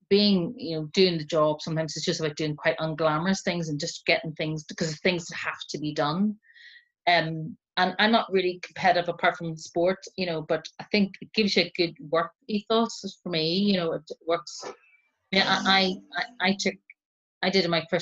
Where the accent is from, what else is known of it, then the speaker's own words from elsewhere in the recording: Northern Ireland, United Kingdom; now in London, United Kingdom; growing up in Northern Ireland, especially as a Catholic, which is what I am